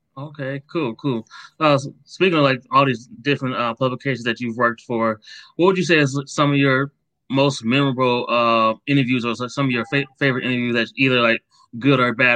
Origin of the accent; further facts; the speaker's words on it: Akron, Ohio, United States; I grew up in Akron, Ohio, right yeah. next to Cleveland